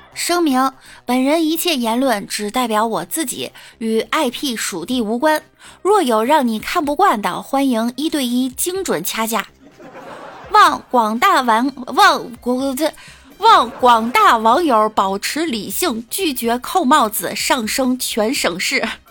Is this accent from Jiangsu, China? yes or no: no; Beijing, China; 我是北京的，北京丰台的，丰台小屯儿的